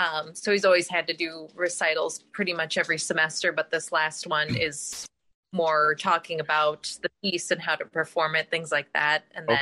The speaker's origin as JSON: {"language": "English", "region": "Wisconsin", "country": "United States", "tie": "born or raised there", "also_born_or_lived": "Illinois / Nebraska", "accent": "Wisconsin", "moved": "as an adult", "lives_now": "Lincoln, United States", "said": "I'm from Wisconsin, but I'm living in Nebraska now."}